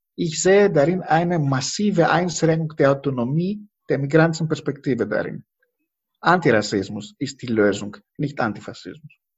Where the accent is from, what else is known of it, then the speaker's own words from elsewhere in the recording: Greece; now in Germany; Ich fühle mich nicht verantwortlich als Grieche, genau das Gegenteil. Ich komme aus einer Familie, die Opfer von der Besatzung war